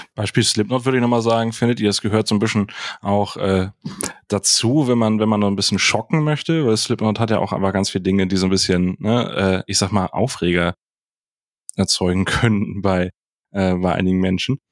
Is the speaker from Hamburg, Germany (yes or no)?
yes; Hamburg, Germany; Als Hamburger